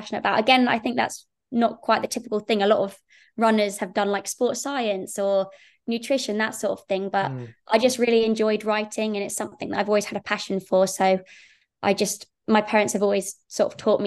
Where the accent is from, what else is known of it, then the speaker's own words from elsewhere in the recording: Saffron Walden, East of England, United Kingdom; I grew up just outside Cambridge, and I went to school in a little town called Saffron Walden, which is, yeah, very close to Cambridge